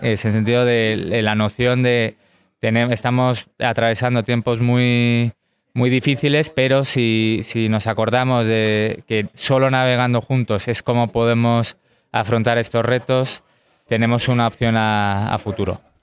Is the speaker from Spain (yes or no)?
no; United States; como americano